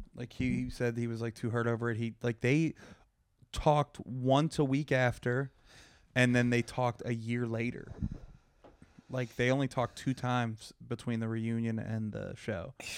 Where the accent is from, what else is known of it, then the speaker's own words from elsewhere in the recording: Pittsburgh, Pennsylvania, United States; Pittsburgh, my hometown